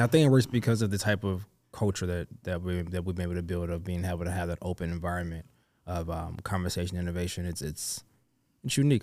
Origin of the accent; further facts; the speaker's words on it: London, United Kingdom; I was born in London, mm. but my mm. family is from Nigeria.